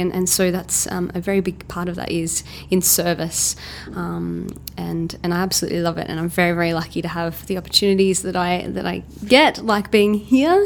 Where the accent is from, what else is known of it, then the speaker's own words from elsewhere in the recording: Melbourne, Victoria, Australia; I'm from Melbourne